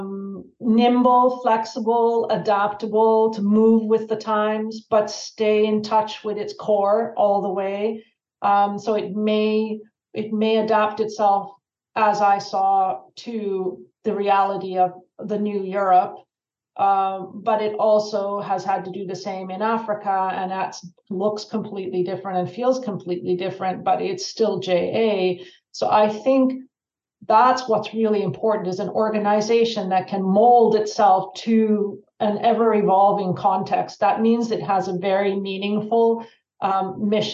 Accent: Canada; moved away as an adult; also born or lived in Slovakia; at home in Canada

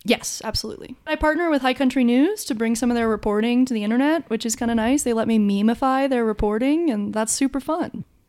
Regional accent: Durango, Colorado, United States; I am from Durango, Colorado. And, um, I grew up here

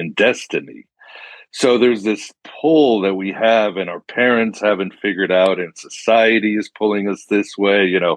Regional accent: Mexico; moved away; I was growing up in Mexico

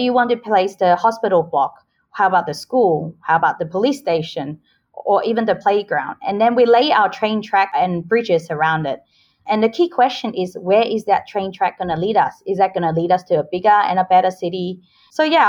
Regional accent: Australia; moved away as an adult; also born or lived in Hong Kong; now in Singapore; I was born in Hong Kong, but I moved to Australia and grew up there since I was 10 years old.

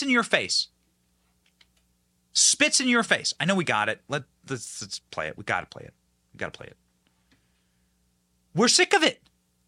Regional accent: Midwest, United States; I'm from the Midwest as well.

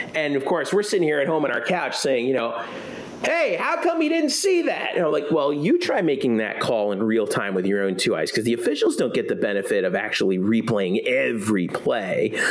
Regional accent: South Florida, United States; I grew up in South Florida

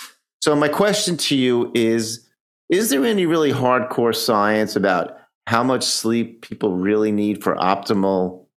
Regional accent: New York, United States; I'm a New Yorker.

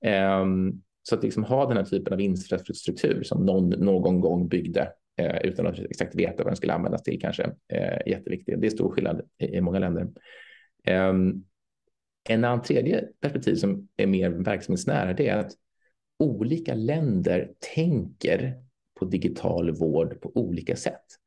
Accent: Sweden; som svensk

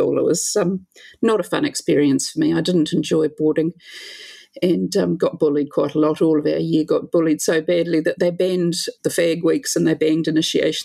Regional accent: New Zealand; A lot of country kids, I grew up in the country

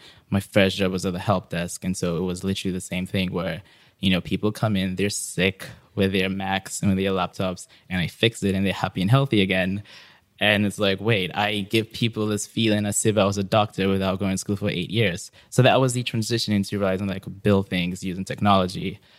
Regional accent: Accra, Greater Accra, Ghana; moved away as an adult; now in San Francisco, United States; I was born and raised right here in Accra, in Ghana.

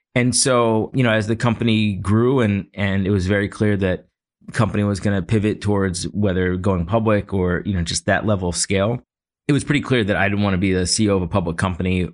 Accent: Philadelphia, Pennsylvania, United States; I grew up in Philly

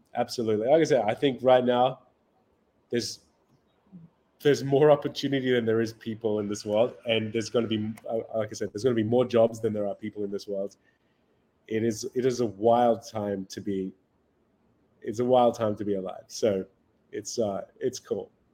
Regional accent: Australia; moved away as an adult; now in Miami, United States; I grew up in Australia. Um, spent most of my life there

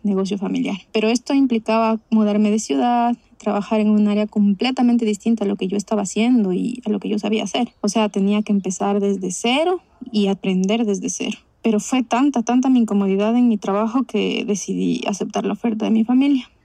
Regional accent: Guayaquil, Guayas, Ecuador; soy de Guayaquil, Ecuador

